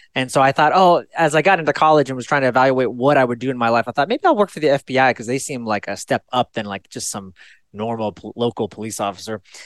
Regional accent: Fairfield, California, United States; I was born in Fairfield, California. It's a small suburban town

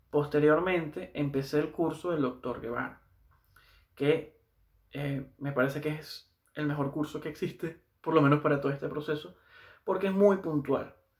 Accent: Valencia, Carabobo, Venezuela; moved away as an adult; now in Santiago, Chile; trabajé un tiempo en una de las clínicas más grandes de, de Valencia, que es de donde soy yo

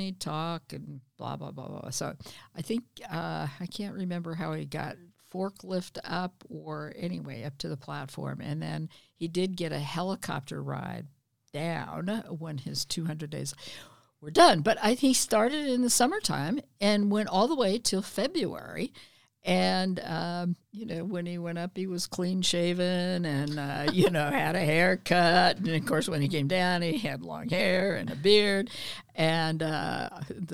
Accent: Reno, Nevada, United States; also born or lived in Portland, Oregon / Battle Mountain, Nevada; I grew up in Reno

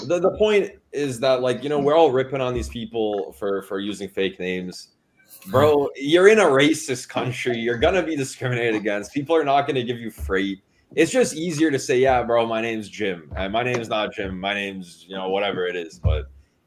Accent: Canada; moved away as an adult; now in Serbia; I spent 85-90% of my life as a Canadian citizen living in Canada.

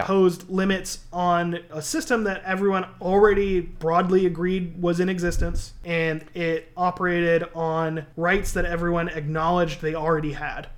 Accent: East Coast, United States; now in California, United States; I grew up on the East Coast

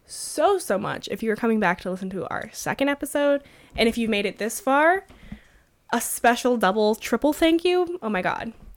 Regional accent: New Mexico, United States; growing up in New Mexico, oh, surrounded by uh so many Catholics

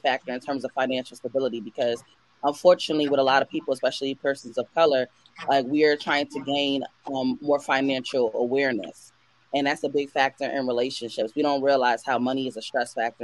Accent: New York City, New York, United States; also born or lived in Maryland; being a New Yorker

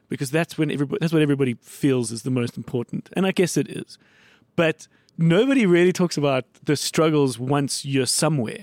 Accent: Johannesburg, Gauteng, South Africa; I grew up in the north

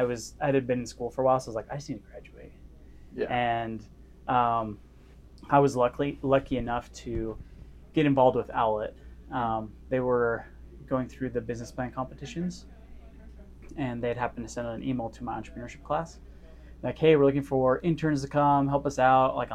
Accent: California, United States; also born or lived in Las Vegas / Cedar City; I grew up in Northern California in Las Vegas, went to high school down in Cedar City, Utah.

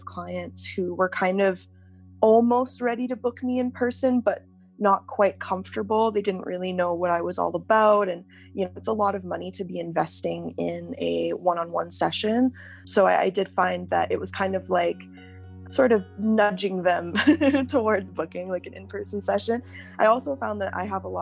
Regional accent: Calgary, Alberta, Canada; I'm from Calgary, Alberta

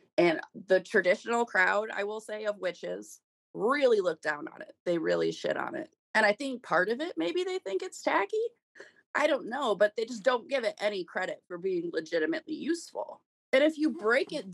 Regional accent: Kalamazoo, Michigan, United States; I grew up here in Kalamazoo

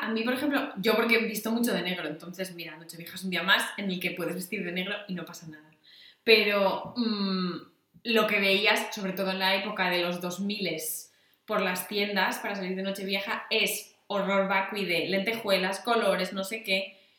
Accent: Asturias, Spain; moved away as an adult; also born or lived in Salamanca; en Asturias yo lo que estaba pensando es que en verano o bien íbamos a otros pueblos

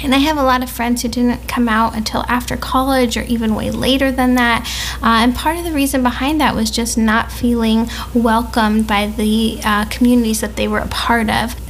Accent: Los Angeles, California, United States; When I was growing up

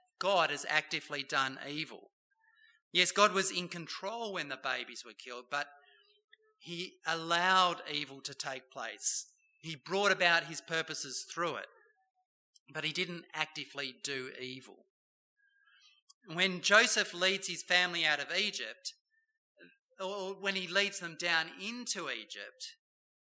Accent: Bowral, New South Wales, Australia; Don Bradman came from my hometown, Bowral, New South Wales

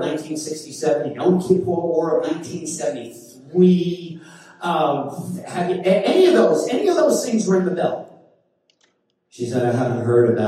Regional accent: New York City, New York, United States; now in Scottsdale, United States; when you grow up in Brooklyn

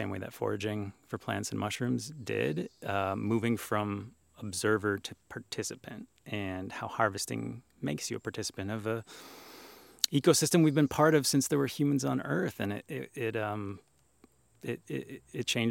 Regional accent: Wisconsin, United States; growing up in Wisconsin

